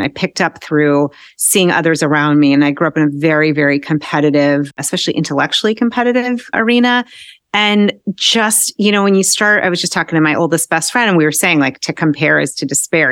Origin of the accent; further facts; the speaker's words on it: Newton, Massachusetts, United States; I grew up outside of Boston in Newton